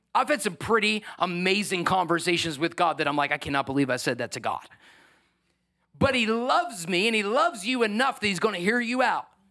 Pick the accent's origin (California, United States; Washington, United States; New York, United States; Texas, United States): New York, United States; I'm a New Yorker